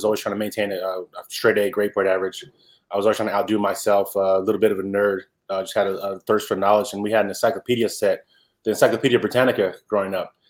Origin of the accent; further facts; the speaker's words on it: Salinas, California, United States; also born or lived in Boston, Massachusetts / Seaside, California; I ended up growing up in Salinas, California, when my mother got remarried.